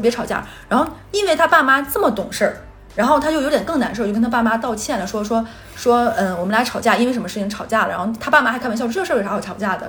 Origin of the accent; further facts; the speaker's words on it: Northeast China, China; 在我们东北的话，基本上你带回家的女生就是要结婚的